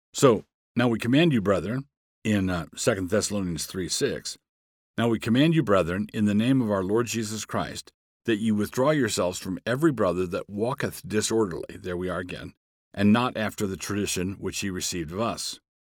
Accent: Annapolis, Maryland, United States; moved away; also born or lived in Far West; I grew up in Annapolis, Maryland.

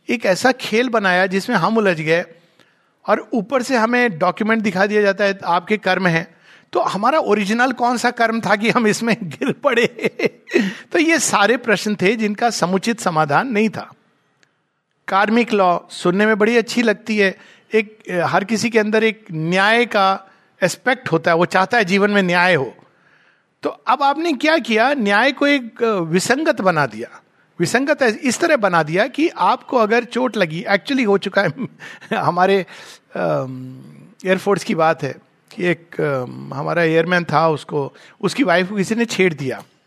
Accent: India; भारतीय हूँ शुद्ध भारतीय

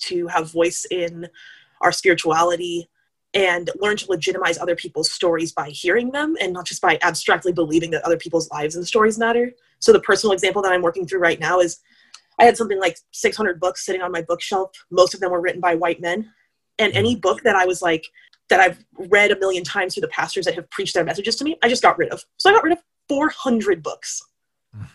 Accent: United States; I am an American

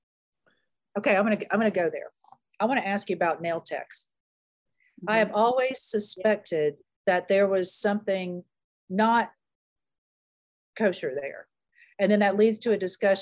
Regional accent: American South, United States; as an American Southerner

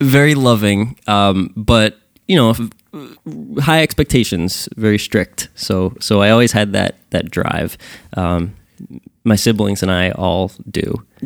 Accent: Sayreville, New Jersey, United States; I'm born and raised in Sayreville, New Jersey.

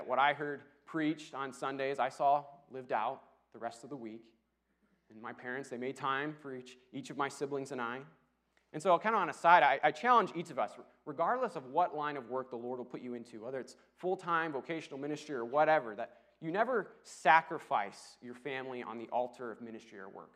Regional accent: Rockford, Illinois, United States; moved away as an adult; also born or lived in Dallas; I grew up in Rockford, and it has a bit of a rough reputation

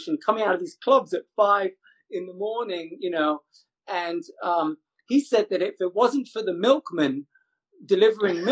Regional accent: London, United Kingdom; first language English; moved away as an adult; now in United States; growing up in Ladbroke Grove

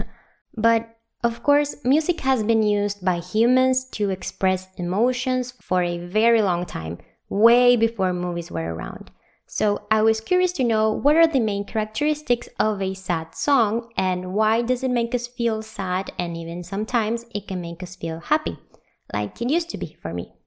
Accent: Venezuela; moved away as an adult; also born or lived in Santiago, Chile; I moved from my home country, Venezuela

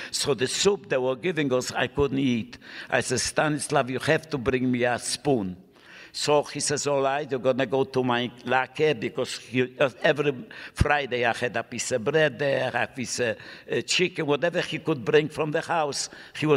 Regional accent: Krakow, Lesser Poland, Poland; English is a second language; moved away as an adult; also born or lived in Italy; I was born in Krakow, Poland

